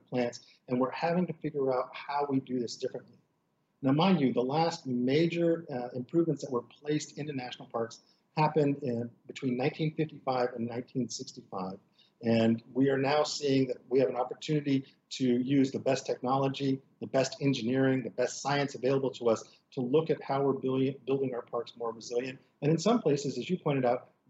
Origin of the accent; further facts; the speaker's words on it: Pacific Northwest, United States; I'm from the Pacific Northwest